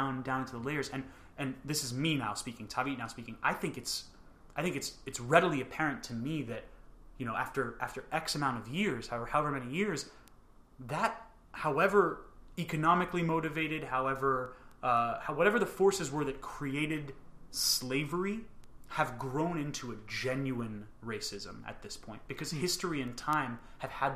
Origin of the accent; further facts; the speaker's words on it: United States; I was born and raised in America